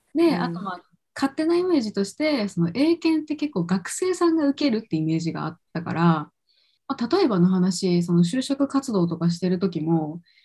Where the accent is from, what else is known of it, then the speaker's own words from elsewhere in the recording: Kochi, Japan; moved away as an adult; also born or lived in Vancouver, Canada; now in Tokyo, Japan; 実家地元が高知県だけど地元帰ってから東京に出てきた